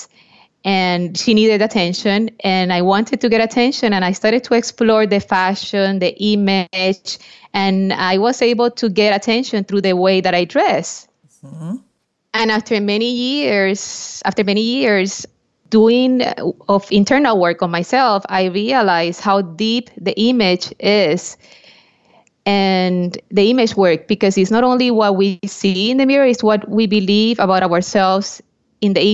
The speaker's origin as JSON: {"language": "English", "country": "Puerto Rico", "tie": "born or raised there", "said": "I was born in Puerto Rico"}